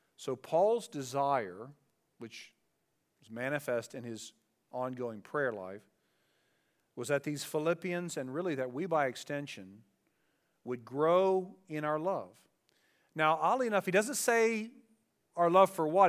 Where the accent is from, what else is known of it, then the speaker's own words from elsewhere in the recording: Dayton, Ohio, United States; growing up in Dayton, Ohio, and we lived in the city where our houses were very close to each other